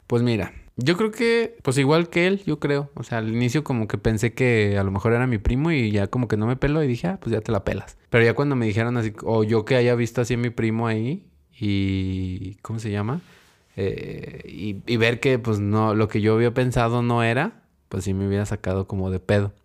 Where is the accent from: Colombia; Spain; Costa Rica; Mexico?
Mexico; como buen mexicano